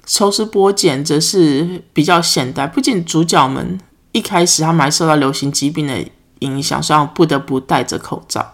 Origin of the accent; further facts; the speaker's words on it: Taiwan; moved away; 我来自台湾啊